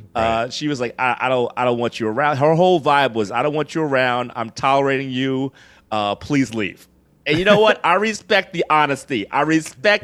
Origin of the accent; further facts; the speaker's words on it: New York City, New York, United States; I was born here in New York City, uh, Queens, New York